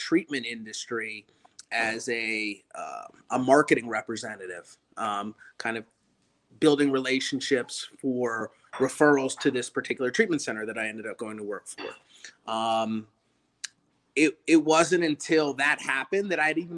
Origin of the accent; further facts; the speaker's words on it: Baltimore, Maryland, United States; I'm originally from the Baltimore metropolitan